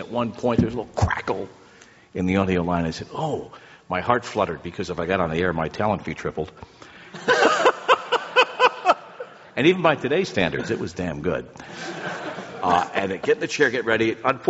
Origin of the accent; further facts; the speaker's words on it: New Jersey, United States; growing up in Jersey as I did